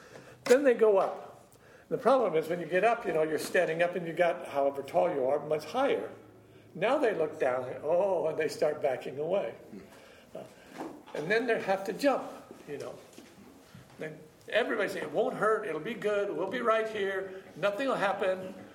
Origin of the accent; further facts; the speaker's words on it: California, United States; Well, I'm from California, and it's been nice, and man, it's so stuffy in this room.